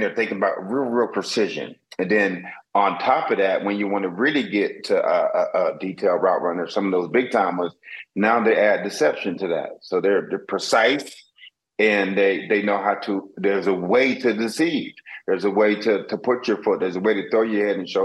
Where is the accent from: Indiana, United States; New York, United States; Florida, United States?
Florida, United States; South; also born or lived in Wisconsin; I grew up here in South Florida